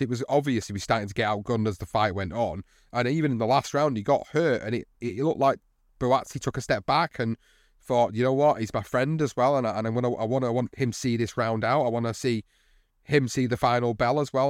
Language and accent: English; United Kingdom; As a British fight fan